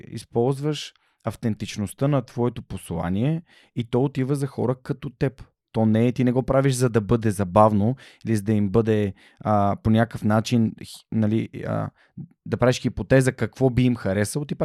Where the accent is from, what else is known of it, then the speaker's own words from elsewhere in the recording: Ruse, Ruse Province, Bulgaria; ние сме от Русе, градски сме си. И Руси ми е любимо място.